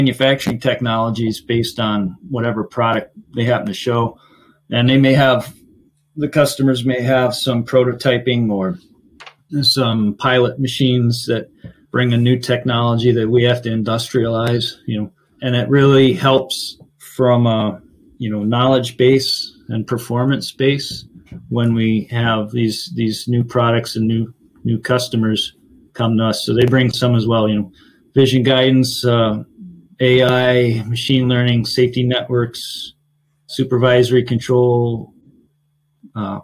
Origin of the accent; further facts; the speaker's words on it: Finger Lakes, New York, United States; now in Rochester, United States; I grew up in the Finger Lakes